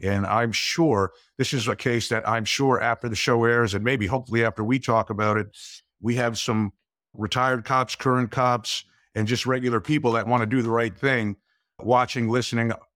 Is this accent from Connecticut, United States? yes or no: no; Glen Rock, New Jersey, United States; I grew up in, uh, a small town in New Jersey called Glen Rock